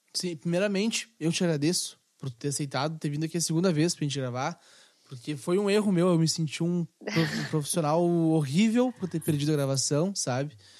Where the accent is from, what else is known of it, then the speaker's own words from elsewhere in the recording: Rio Grande do Sul, Brazil; nós como gaúchos